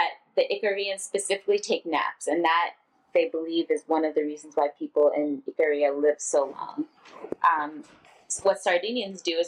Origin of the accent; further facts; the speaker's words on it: United States; growing up as American